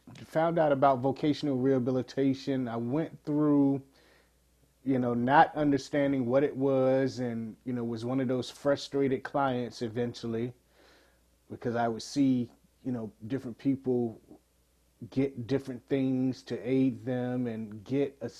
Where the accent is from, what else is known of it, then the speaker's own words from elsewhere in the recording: Portsmouth, Virginia, United States; 44 years ago, I was born in Portsmouth, Virginia.